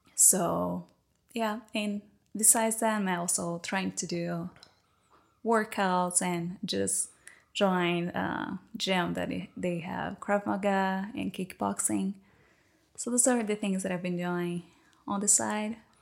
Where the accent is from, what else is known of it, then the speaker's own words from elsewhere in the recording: Recife, Pernambuco, Brazil; English is a second language; moved away as an adult; now in United States; I'm from Recife